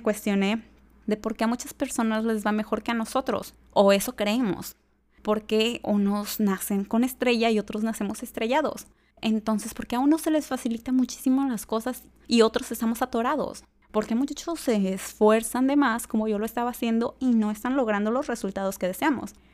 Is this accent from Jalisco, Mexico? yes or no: yes; Tala, Jalisco, Mexico; also born or lived in Guadalajara; Yo soy de Tala, Jalisco, una ciudad pequeña cerca a Guadalajara